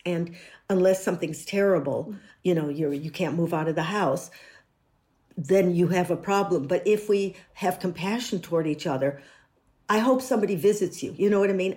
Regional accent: United States; moved away

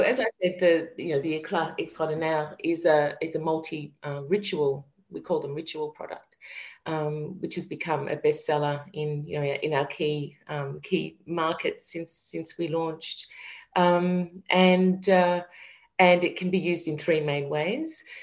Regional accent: Melbourne, Victoria, Australia; moved away as an adult; also born or lived in France; now in Paris, France; we're from Melbourne, Australia, and uh, we have, you know, a lovely home near the beach

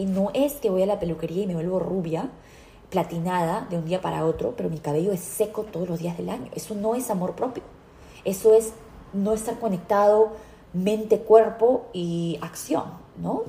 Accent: United States; yo, como americana

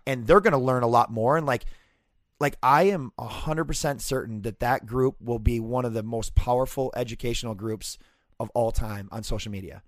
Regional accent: Fridley, Minnesota, United States; growing up in Fridley

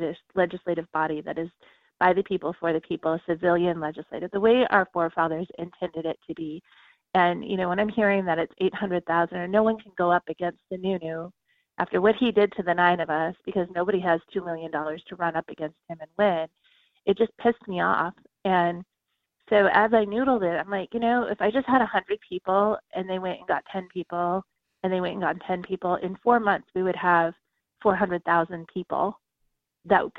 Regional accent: Southern California, United States; moved away as an adult; now in New Hampshire, United States; I grew up in Southern California.

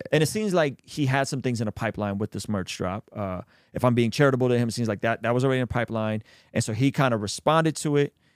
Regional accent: Azerbaijan; moved away; I'm from Azerbaijan, which is the country just, just, uh, to the right of Armenia

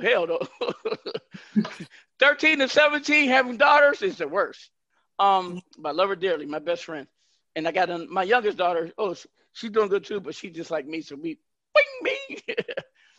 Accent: Northwest, United States; I'm from the Northwest

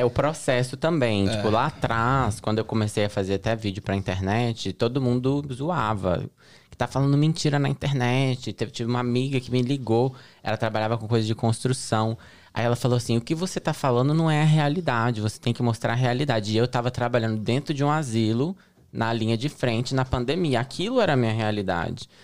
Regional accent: Betim, Minas Gerais, Brazil; moved away as an adult; also born or lived in Belo Horizonte, Brazil; now in United States; sou de Betim, Minas Gerais. Nasci em Belo Horizonte, morava numa cidade que se chama Betim, que é próxima a Belo Horizonte.

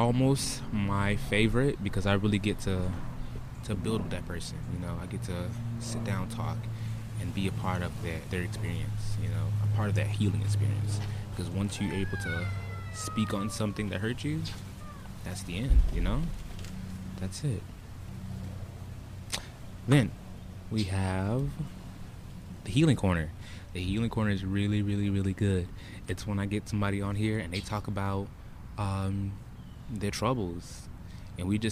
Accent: Broward County, Florida, United States; I hail from Broward County, Florida. 954

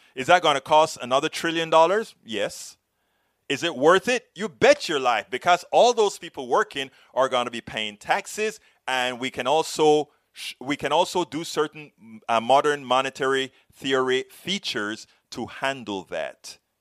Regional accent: Panama; now in United States; I am from Panama, that same place you talk about, Central America

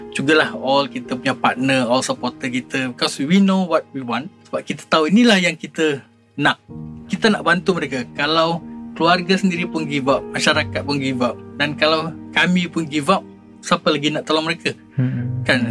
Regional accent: Malaysia; saya sebagai individu sebagai rakyat Malaysia

